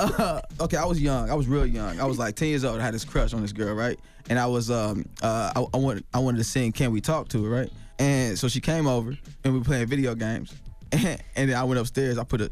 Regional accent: Chicago, Illinois, United States; hey man, will you listen to this mixtape, man? I'm from Chicago.

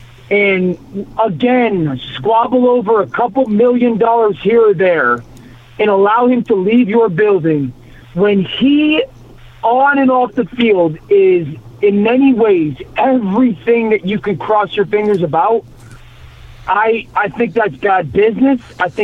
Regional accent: Connecticut, United States; I'm from Connecticut. I'm not a New York sports fan in the least bit.

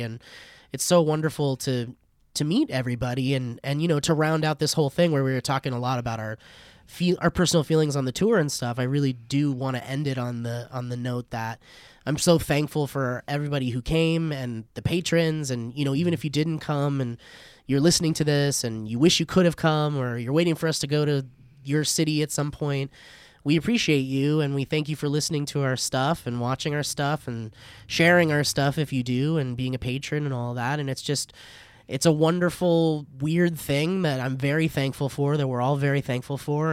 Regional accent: Oxnard, California, United States; my friend Nicole, who I grew up with in Oxnard

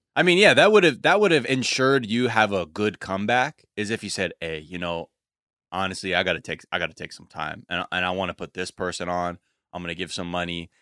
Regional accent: Los Angeles, California, United States

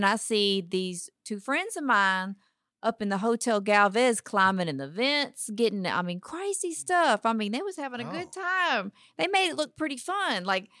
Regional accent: Dayton, Texas, United States; now in Houston, United States; Originally from Dayton, Texas, small town, little bitty town. Started off there. When I got married, he told me if I moved to Houston, they got lots of food.

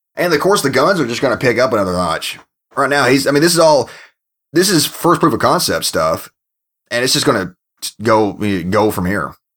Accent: Kentucky, United States; moved away; my home state of Kentucky

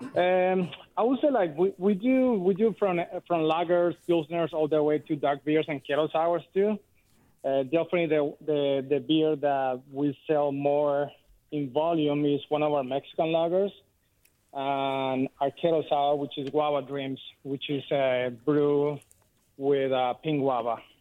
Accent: Colombia; now in Martinez, United States; I'm from Colombia and my wife is from Puerto Rico

